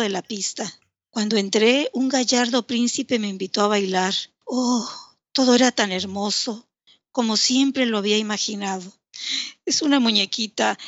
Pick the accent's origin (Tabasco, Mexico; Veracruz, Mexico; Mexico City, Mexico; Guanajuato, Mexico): Tabasco, Mexico; Villahermosa; also born or lived in Mérida, Yucatán; nací en Mérida, Yucatán, pero siempre he radicado aquí en Tabasco.